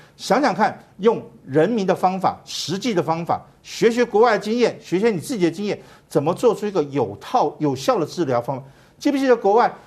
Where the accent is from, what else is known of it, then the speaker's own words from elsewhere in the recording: Taiwan; 我们台湾人是稍微紧张型的